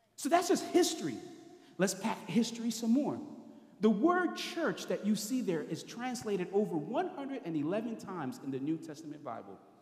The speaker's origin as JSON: {"language": "English", "town": "New Orleans", "region": "Louisiana", "country": "United States", "tie": "born or raised there", "said": "I'm from New Orleans. That's where I grew up."}